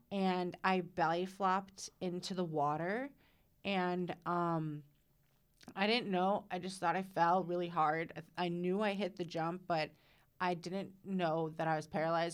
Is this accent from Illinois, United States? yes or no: yes; Caledonia, Illinois, United States; I am from Caledonia. So it's, um, northeast of Rockford, like maybe four miles-ish